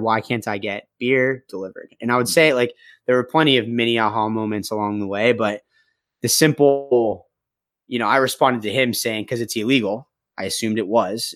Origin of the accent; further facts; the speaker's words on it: Phoenix, Arizona, United States; moved away as an adult; also born or lived in Boston; I grew up, uh, in the beautifully hot city of Phoenix, Arizona